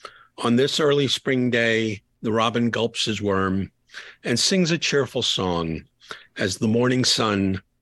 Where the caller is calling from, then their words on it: Atlanta, Georgia, United States; I'm calling from Atlanta